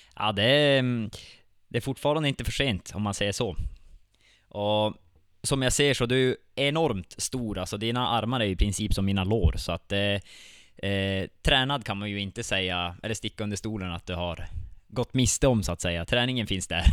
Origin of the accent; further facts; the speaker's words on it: Vittangi, Norrbotten County, Sweden; jag är född och uppvuxen här i Vittangi själv